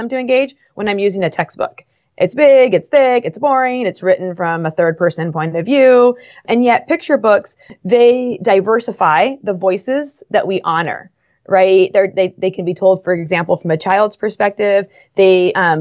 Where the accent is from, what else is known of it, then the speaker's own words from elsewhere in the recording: Los Angeles, California, United States; I grew up in Los Angeles